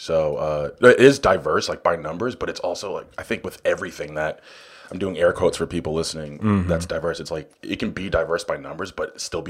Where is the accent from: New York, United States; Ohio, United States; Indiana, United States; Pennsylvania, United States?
New York, United States; New York City; I'm from Queens, born and raised.